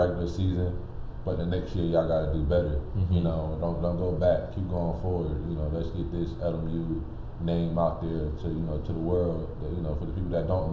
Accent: Connecticut, United States; moved away; I'm from Connecticut

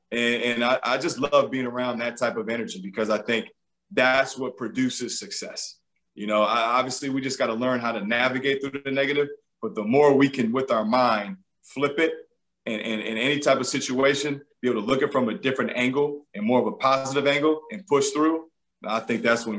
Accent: Georgia, United States; I was from Georgia. I worked at Xavier before I was here

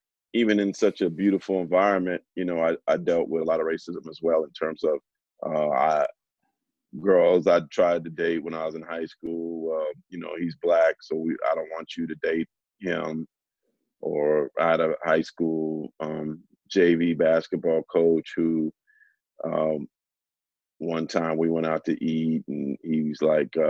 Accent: San Jose, California, United States; We grew up Captain McLaughlin in San Jose

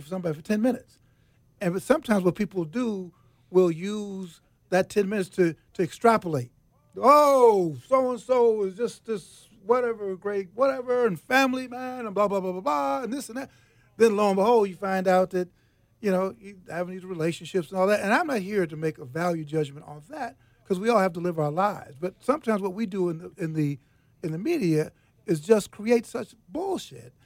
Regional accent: Chicago, Illinois, United States; moved away; Chicago, my hometown, by the way. I grew up on the south side of Chicago.

